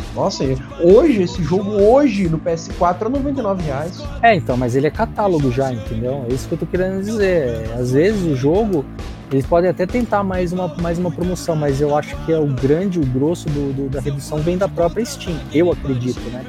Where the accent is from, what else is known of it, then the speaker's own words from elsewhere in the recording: São Paulo, Brazil; eu sou de São Paulo